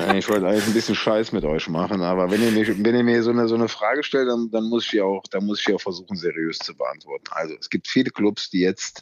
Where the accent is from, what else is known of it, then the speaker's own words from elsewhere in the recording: Germany; hier bei uns in Deutschland